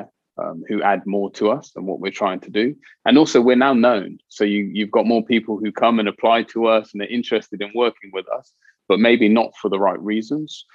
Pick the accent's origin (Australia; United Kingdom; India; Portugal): United Kingdom; Oxford, South East England; I grew up in Cowley, not far from the BMW plant, which was once Morris Motors